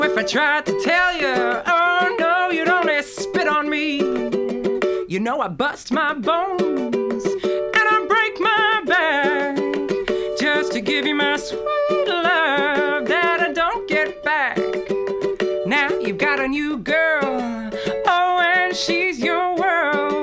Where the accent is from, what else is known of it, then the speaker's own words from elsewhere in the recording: New Zealand; moved away as an adult; now in Melbourne, Australia; I'm a Kiwi